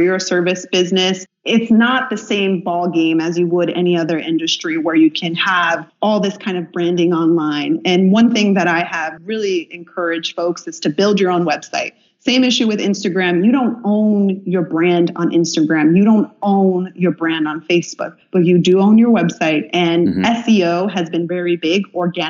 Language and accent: English; Illinois, United States; my home state of Illinois